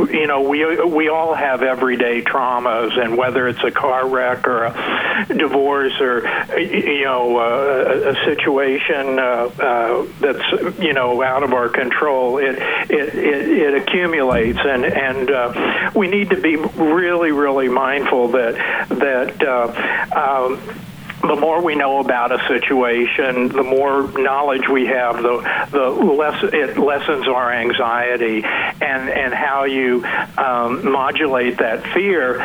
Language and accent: English; Boonville, Missouri, United States; moved away as an adult; also born or lived in Columbia, Missouri / New Haven, Connecticut; now in Shenandoah Valley, Virginia, United States; I was born in Columbia and raised in Boonville, so strong Missouri connections